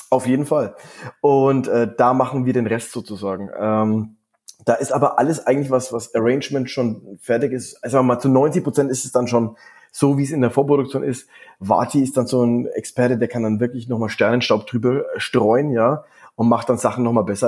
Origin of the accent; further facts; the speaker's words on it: Franconia, Bavaria, Germany; wir sind ja aus Franken